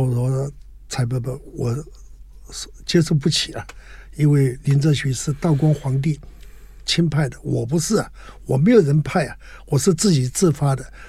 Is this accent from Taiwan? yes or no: yes; Gangshan, Kaohsiung, Taiwan; moved away as an adult; also born or lived in Northern Myanmar / Northern Thailand; 我是民国三十九年嗯。在台湾高雄县的冈山出生